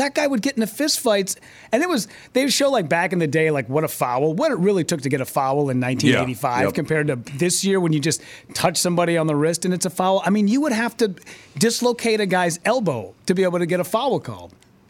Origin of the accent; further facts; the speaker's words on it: Hibbing, Minnesota, United States; I grew up in Hibbing.